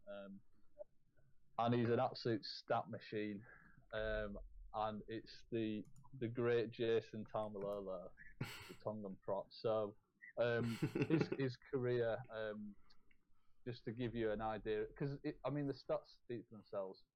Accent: England, United Kingdom; I'm English

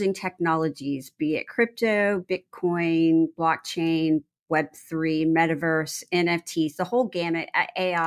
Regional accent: Texas, United States; born or raised there

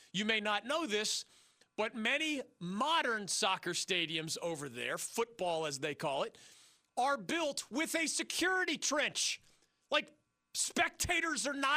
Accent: Philadelphia, Pennsylvania, United States; moved away; my hometown of Philadelphia

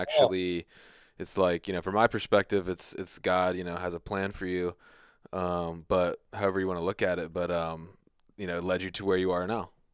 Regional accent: United States; I grew up on the Chesapeake Bay

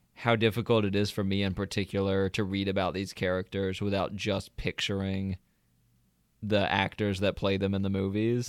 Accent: the South, United States; accent: Southern; now in Georgia, United States; different parts of Georgia, but we are from the South

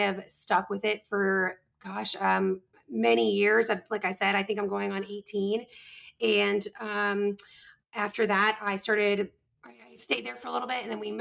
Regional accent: New Bern, North Carolina, United States; moved away; my hometown, which is in New Bern, North Carolina

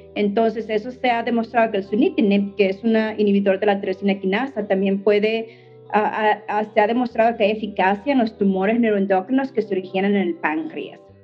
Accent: Mexico; now in United States; siendo yo mexicana

